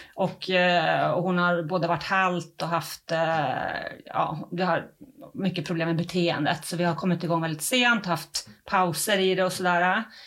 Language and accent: Swedish; Uppsala, Uppsala County, Sweden; now in Halmstad, Sweden; Jag kommer egentligen inte från Halland och det hörs nog, jag kommer från Uppsala